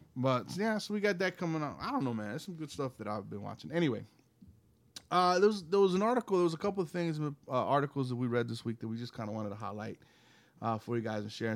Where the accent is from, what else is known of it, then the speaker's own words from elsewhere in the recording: the South, United States; I grew up in Southern Baptist churches, living, living here in the South